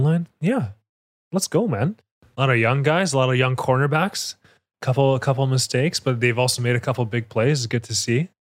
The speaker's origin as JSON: {"language": "English", "country": "Canada", "said": "we're Canadian"}